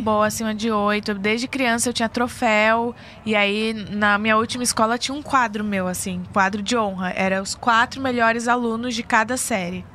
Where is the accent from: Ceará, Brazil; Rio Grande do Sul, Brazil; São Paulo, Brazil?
São Paulo, Brazil; moved away as an adult; now in Rio de Janeiro, Brazil; Eu sou de São Paulo